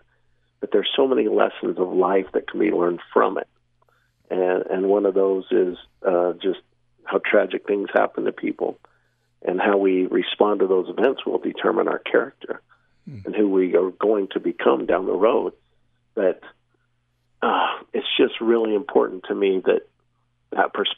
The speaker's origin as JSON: {"language": "English", "town": "Syracuse", "region": "Utah", "country": "United States", "tie": "born or raised there", "lives_now": "Providence, United States", "said": "I was born and raised in Syracuse"}